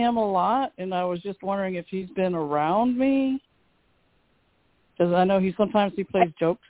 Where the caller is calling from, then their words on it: Texas, United States; I'm calling from Texas.